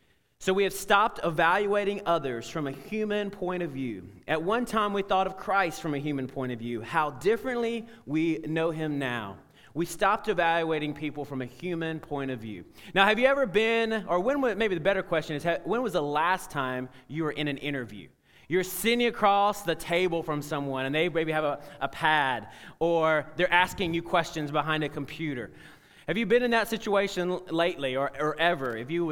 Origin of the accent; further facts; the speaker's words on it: Alabama, United States; accent: Southern; Yankee, that was one I heard growing up in Alabama. They're Yankees. And by the way, I'm trying my best not to bring the accent out today